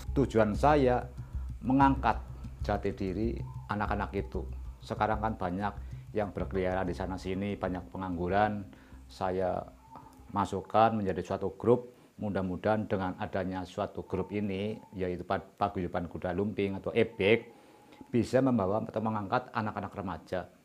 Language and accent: Indonesian; Banyumas, Central Java, Indonesia; Kita sebagai orang Jawa atau orang Banyumas